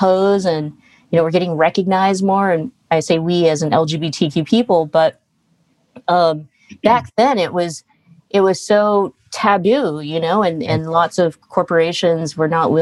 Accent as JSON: {"language": "English", "town": "Stockton", "region": "California", "country": "United States", "tie": "born or raised there", "said": "growing up in Stockton"}